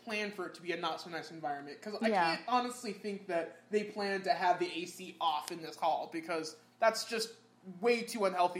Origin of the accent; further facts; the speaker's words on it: Midwest, United States; moved away; I'm from the Midwest.